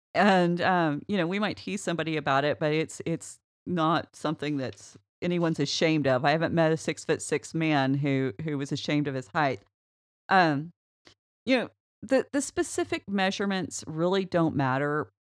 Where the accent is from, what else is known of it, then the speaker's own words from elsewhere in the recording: United States; I'm an American